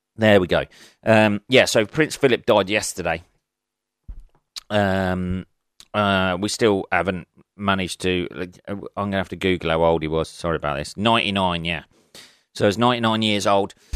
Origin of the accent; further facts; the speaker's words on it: England, United Kingdom; being an Englishman